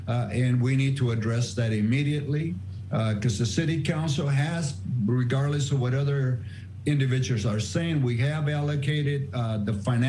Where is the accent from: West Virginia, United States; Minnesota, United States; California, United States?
California, United States; Oakland; I grew up here in Oakland and East Oakland